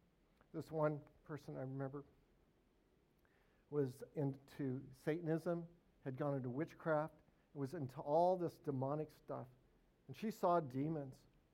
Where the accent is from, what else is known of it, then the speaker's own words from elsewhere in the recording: Northern Arkansas, United States; I'm from Northern Arkansas. That's where I'm based.